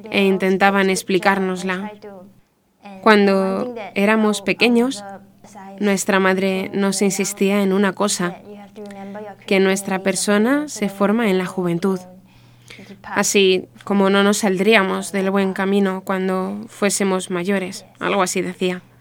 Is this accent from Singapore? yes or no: yes; Singapore; y cumplo 28 años este año. Nací en Singapur. Yo y mis hermanas, somos cuatro, crecimos en una familia protestante, una familia protestante muy estricta.